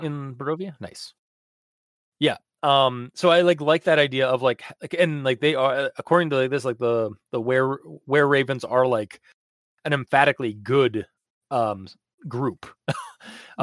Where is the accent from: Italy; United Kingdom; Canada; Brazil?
Canada; as a Canadian